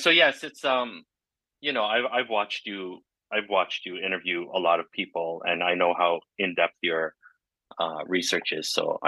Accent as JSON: {"language": "English", "town": "Flowers Cove", "region": "Newfoundland and Labrador", "country": "Canada", "tie": "born there", "said": "I was born in Flowers Cove, Newfoundland"}